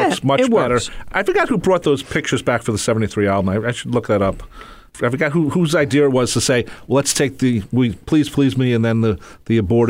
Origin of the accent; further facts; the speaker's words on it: Nassau County, New York, United States; Hey, man, I'm from Nassau County, man.